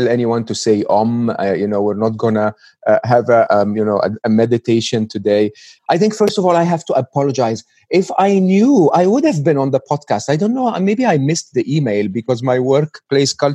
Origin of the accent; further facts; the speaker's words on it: Egypt; English is a second language; moved away; I was born and raised in Egypt